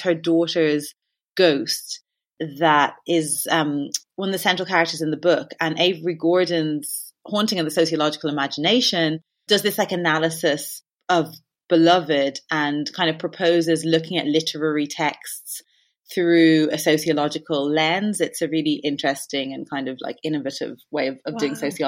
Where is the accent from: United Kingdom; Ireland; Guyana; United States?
Ireland; Like, I do think it's partially through being Irish and there being like a folklore that is very like present.